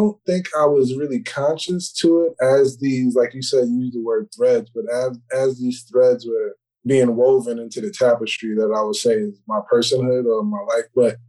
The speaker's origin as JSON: {"language": "English", "town": "New York City", "region": "New York", "country": "United States", "tie": "born or raised there", "also_born_or_lived": "Harlem, New York", "said": "I was born in the Bronx. I moved to Harlem, I think, from I was in Harlem for like 5 or 6 years from like the ages of 2 to 8. Then I moved back to the Bronx and I've been there since."}